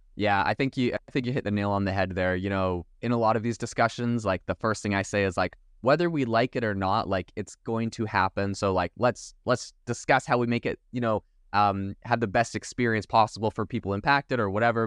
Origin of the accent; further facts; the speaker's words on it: Vancouver Island, British Columbia, Canada; I'm actually from Vancouver Island